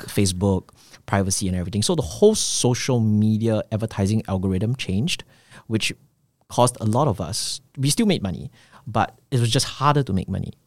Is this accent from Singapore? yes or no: yes; Singapore; I'm from Singapore